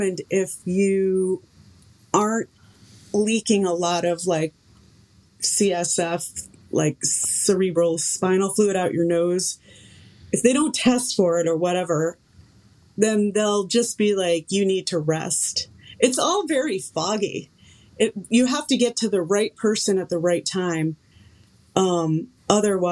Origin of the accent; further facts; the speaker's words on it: Connecticut, United States; moved away; I come from Connecticut